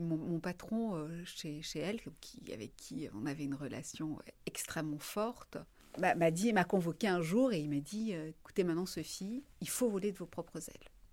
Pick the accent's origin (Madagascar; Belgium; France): France; Marseille, Provence-Alpes-Côte d'Azur; moved away as an adult; also born or lived in Paris; quand on vient de Marseille